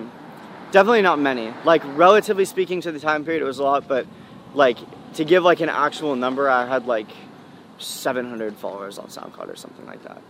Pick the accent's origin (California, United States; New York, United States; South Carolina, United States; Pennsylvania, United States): California, United States; Because I'm from the Bay, and I love that kind of music